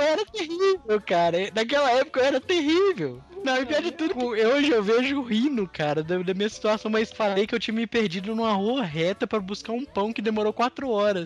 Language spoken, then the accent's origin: Portuguese; Governador Valadares, Minas Gerais, Brazil; also born or lived in Ipatinga; eu sou de lá, ê, eu sou de Valadares